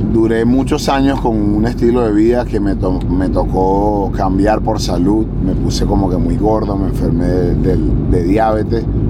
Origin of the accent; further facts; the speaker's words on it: Venezuela; moved away; also born or lived in Spain; Yo como soy latino y, él es de por allá de mi zona